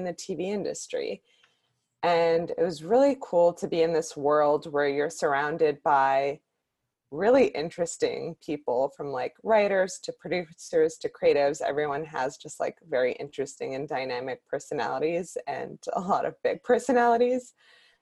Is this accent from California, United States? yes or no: yes; Bay Area, Northern California, United States; moved away as an adult; now in Los Angeles, United States; I grew up in the Bay Area in Northern California and moved down